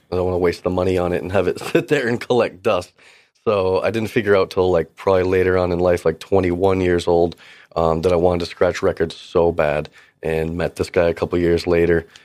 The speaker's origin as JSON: {"language": "English", "town": "Gloucester", "region": "Massachusetts", "country": "United States", "said": "I'm actually from Cape Ann, Massachusetts, from Gloucester area."}